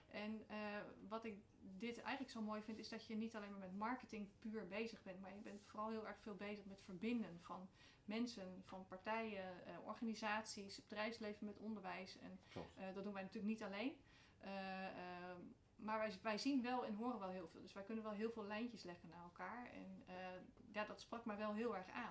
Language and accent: Dutch; The Hague, South Holland, Netherlands; moved away as an adult; now in Emmen, Netherlands; geboren en getogen in Den Haag. Echte Haagenees van oorsprong